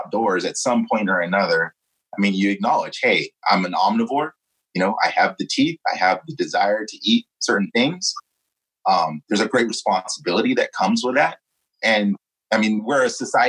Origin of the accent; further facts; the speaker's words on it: California, United States; here on the left coast, you know, with, you know, all the things, the stigmas attached to being a Californian